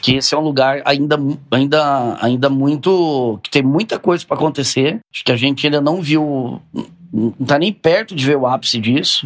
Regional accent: Sorocaba, São Paulo, Brazil; lá da minha terra, lá de Sorocaba

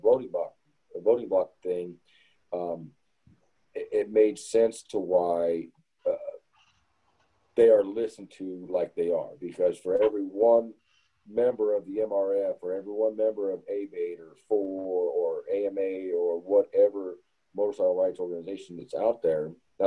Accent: Arizona, United States; moved away; also born or lived in Southern Mississippi; growing up in Arizona

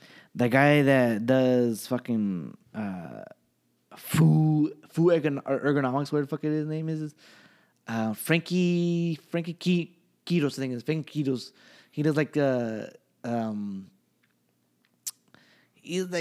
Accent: Central Valley, California, United States; I'm from the Central Valley

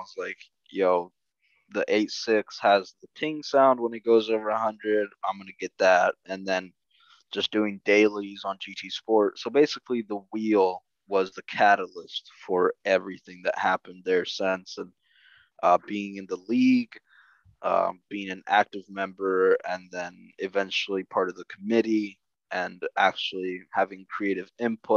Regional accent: Costa Rica; now in United States; I am originally from Costa Rica, immigrated to the U.S.

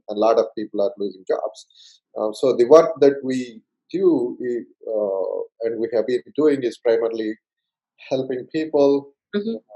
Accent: India; English is a second language; moved away as an adult; so I came, um, I came from India

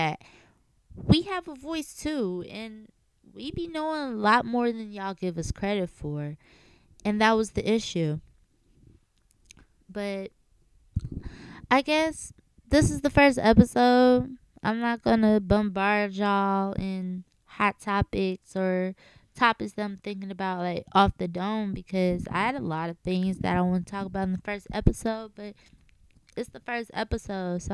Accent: Chicago, Illinois, United States; I'm from Chicago, Illinois. I was born and raised on the south side of Chicago

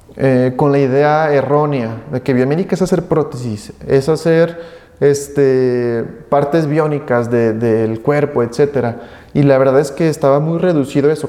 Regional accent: Aguascalientes, Mexico; soy de aquí de la ciudad de Aguascalientes, aquí nacido, mis padres de igual manera.

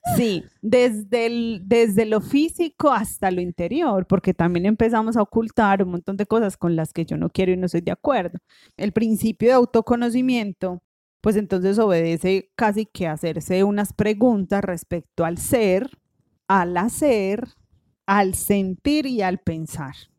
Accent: Colombia; en nuestra sociedad colombiana

